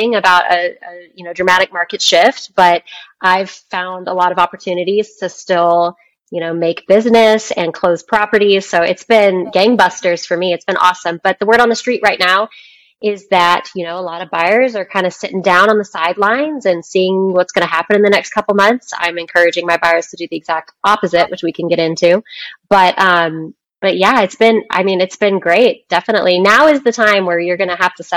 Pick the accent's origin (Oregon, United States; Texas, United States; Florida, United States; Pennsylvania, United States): Texas, United States; Dallas; I'm from Dallas. My friends from high school still live there, my family